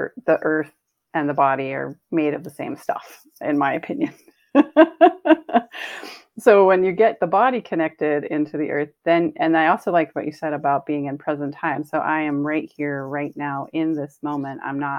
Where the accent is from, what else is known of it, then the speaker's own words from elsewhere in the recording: East Coast, United States; Yeah, growing up in the East Coast, lightning rods were kind of a big deal